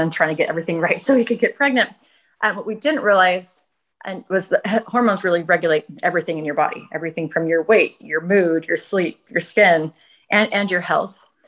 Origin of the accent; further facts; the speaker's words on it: Northern California, United States; now in Los Angeles, United States; I'm from Northern California